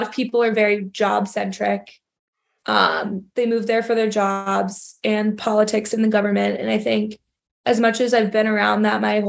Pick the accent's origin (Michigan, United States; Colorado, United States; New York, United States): New York, United States; New York City; moved away as an adult; now in Chicago, United States; we're from New York, so the city, New York City, was what you kind of know and love